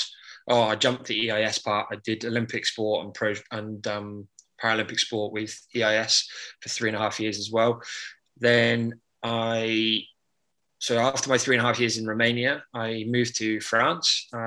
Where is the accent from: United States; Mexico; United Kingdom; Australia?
United Kingdom; Bristol, South West England; moved away; I'm originally from the Bristol sort of area, come from a large family